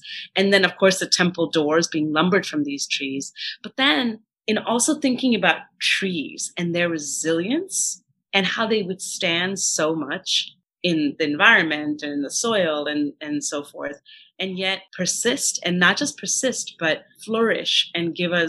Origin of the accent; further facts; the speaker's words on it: Kanpur, Uttar Pradesh, India; I grew up in Kanpur, but in Uttar Pradesh. But my grandparents lived in Andhra Pradesh.